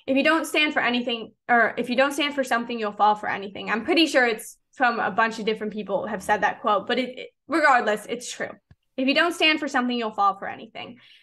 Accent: Chicago, Illinois, United States; moved away as an adult; now in Clearwater, United States; I grew up in the Chicagoland area

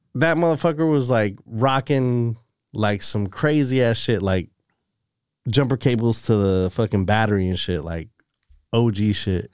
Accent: Salinas, California, United States; Born and raised Salinas, California

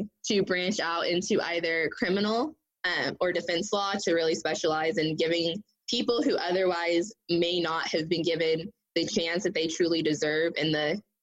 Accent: Tulsa, Oklahoma, United States; I actually was born and raised in Tulsa, Oklahoma.

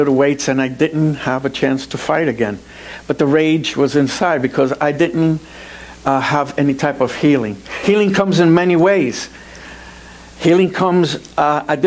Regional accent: New York City, New York, United States; also born or lived in Puerto Rico; I was born in Puerto Rico and raised in New York City, in an area of the Bronx

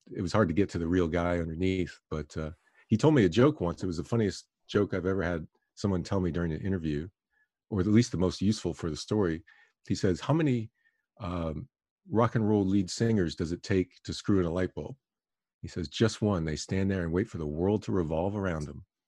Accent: Miami, Florida, United States; I was growing up in Miami

